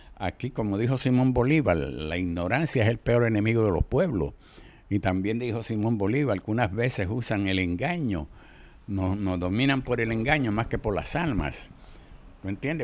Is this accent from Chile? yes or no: no; Mayagüez, Puerto Rico; moved away; also born or lived in Brooklyn; Yo vengo de los barrios de Mayagüez